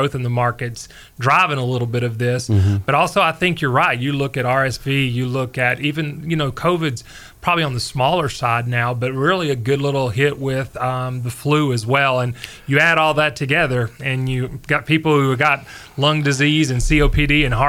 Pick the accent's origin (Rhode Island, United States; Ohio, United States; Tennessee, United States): Tennessee, United States; Middle; also born or lived in North Carolina; I'm from Middle Tennessee